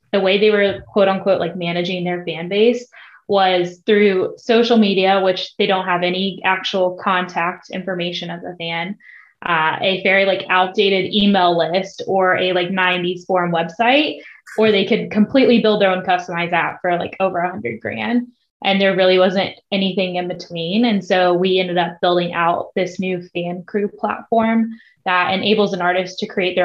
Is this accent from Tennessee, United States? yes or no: yes; Nashville, Tennessee, United States; I grew up in Nashville, always surrounded by music